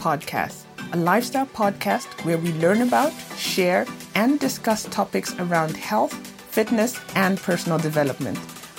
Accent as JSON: {"language": "English", "country": "Zambia", "moved": "yes", "said": "this is the second guest that I'm having from my home country of Zambia."}